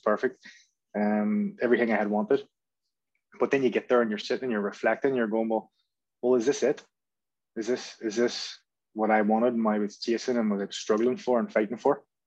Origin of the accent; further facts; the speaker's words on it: Belfast, Northern Ireland, United Kingdom; moved away as an adult; I was brought up in North Belfast, which is a bit of a, a football hotbed